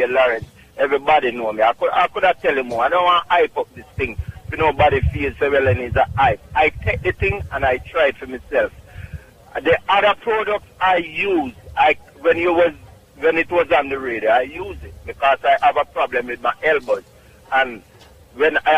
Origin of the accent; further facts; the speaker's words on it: Clark's Town, Trelawny, Jamaica; also born or lived in Bronx, New York; Clarkstown, Jamaica, Trelawney